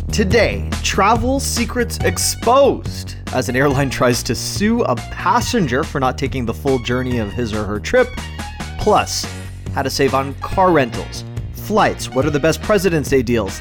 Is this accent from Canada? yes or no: yes; Toronto, Ontario, Canada; born and raised in Toronto